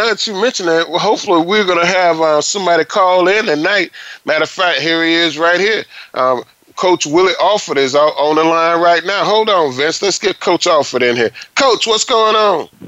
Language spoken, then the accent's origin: English; Palatka, Florida, United States; played at my hometown in Palatka, Florida.